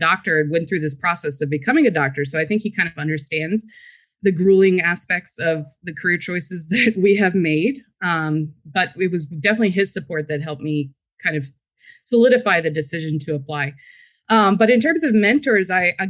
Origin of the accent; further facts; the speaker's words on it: Frederick, Maryland, United States; I was born and raised in Frederick, Maryland.